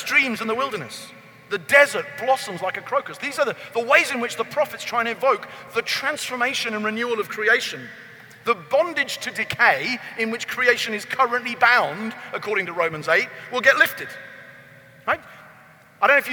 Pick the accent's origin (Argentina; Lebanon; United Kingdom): United Kingdom; because I'm from Britain